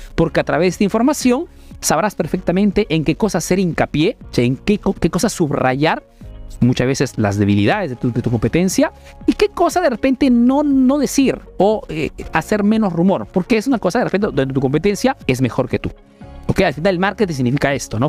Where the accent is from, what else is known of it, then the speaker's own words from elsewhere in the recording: Peru; now in Italy; soy un emprendedor peruano que vive hace negocio en Italia, en Europa principalmente